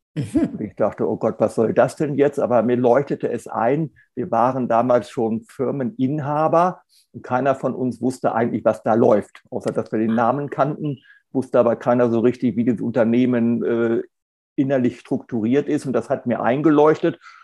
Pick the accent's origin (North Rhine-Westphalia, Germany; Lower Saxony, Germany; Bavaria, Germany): Lower Saxony, Germany; Hanover; moved away as an adult; also born or lived in Marburg; now in Hamburg, Germany; Ich komme ursprünglich aus Hannover